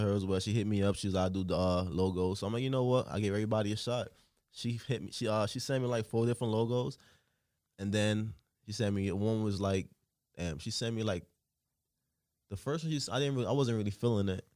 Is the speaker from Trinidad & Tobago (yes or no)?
yes; Trinidad & Tobago; moved away; also born or lived in Newark, New Jersey; I grew up in Trinidad and Tobago, you know. Then I moved to Newark, New Jersey